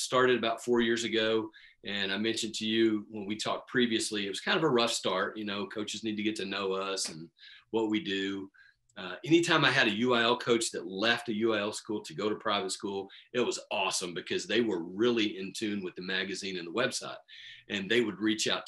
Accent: Midland, Texas, United States; I grew up here in Midland playing baseball

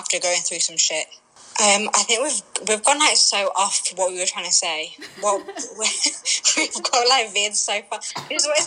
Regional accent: Sheffield, Yorkshire and the Humber, United Kingdom; I'm from Sheffield, which is in the north. Pakistani.

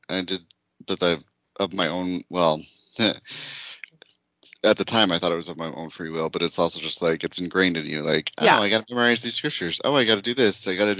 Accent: Utah, United States; I grew up in Utah

